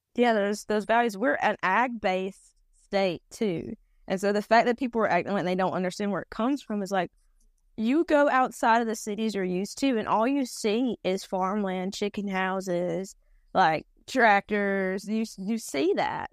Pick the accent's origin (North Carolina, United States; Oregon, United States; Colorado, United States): North Carolina, United States; accent: Robeson; the North Carolina that I was raised on